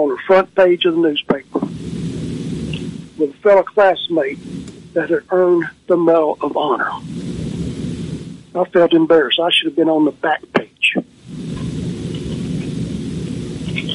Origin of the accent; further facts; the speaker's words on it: Raleigh-Bartlett, Tennessee, United States; the Raleigh Bartlett Star, my hometown paper